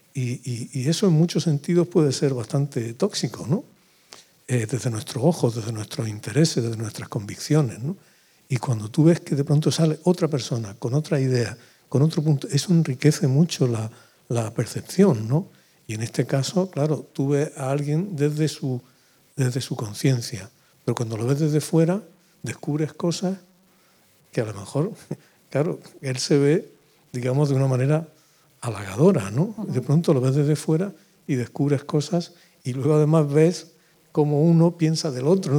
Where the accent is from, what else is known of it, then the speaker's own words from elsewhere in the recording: Úbeda, Andalusia, Spain; moved away; yo vivía en Úbeda